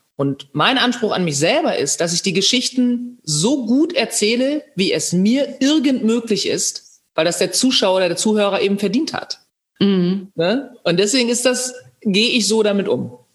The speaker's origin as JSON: {"language": "German", "town": "Bad Zwischenahn", "region": "Lower Saxony", "country": "Germany", "tie": "born or raised there", "said": "ich meine Kindheit in Bad Zwischenahn verbringen durfte, im Ammerland, in, äh, next to Ostfriesland"}